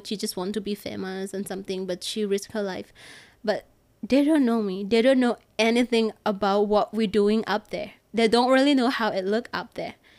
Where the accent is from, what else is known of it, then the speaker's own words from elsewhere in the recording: Bangkok, Thailand; I'm from Bangkok